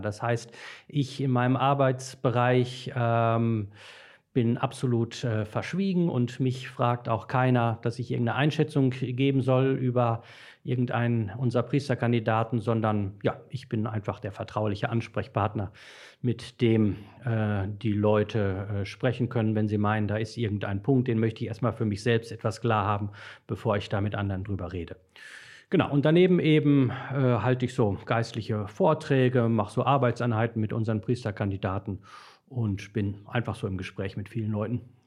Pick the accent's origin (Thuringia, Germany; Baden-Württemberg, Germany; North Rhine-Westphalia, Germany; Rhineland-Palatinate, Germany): North Rhine-Westphalia, Germany; Dortmund; moved away as an adult; also born or lived in Brakel, East Westphalia; Ich komme gebürtig aus Dortmund